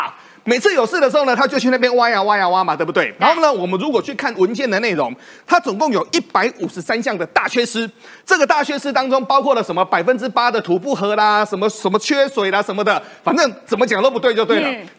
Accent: Taiwan; accent: Taiwanese; 那我们台湾话就是说，虾米塞乎，喘哭虾米万的都得。

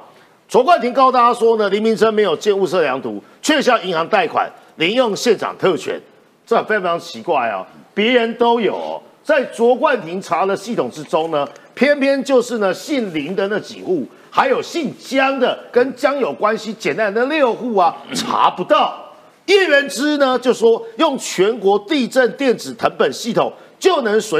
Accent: Nantou County, Taiwan; 我就是南投人，我就是要知道这件事情，不行吗？

